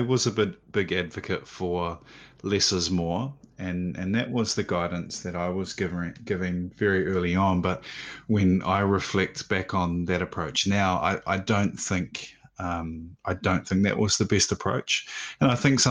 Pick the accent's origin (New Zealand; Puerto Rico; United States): New Zealand; Auckland; I grew up in Auckland